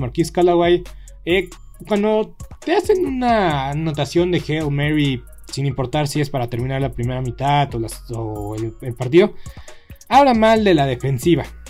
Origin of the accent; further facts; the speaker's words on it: Mexico; nos falta visión, nos falta visión como, como mexicanos